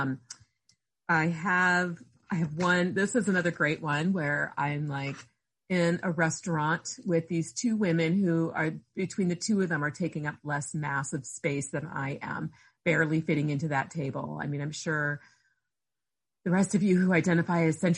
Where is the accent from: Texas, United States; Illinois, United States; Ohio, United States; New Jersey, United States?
Ohio, United States; near Akron; I grew up near Akron, Ohio